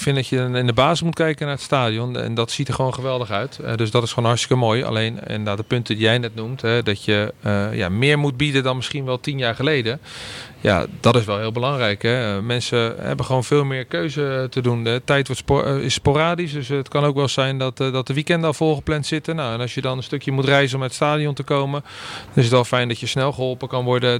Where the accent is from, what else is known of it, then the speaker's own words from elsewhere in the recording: Randstad, Netherlands; moved away as an adult; now in Groningen, Netherlands; de Randstad waar ik vandaan kom